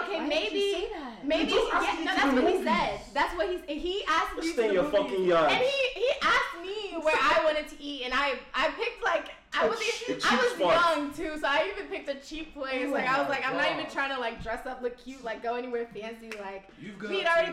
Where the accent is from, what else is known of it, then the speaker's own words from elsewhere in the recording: Houston, Texas, United States; I'm from Houston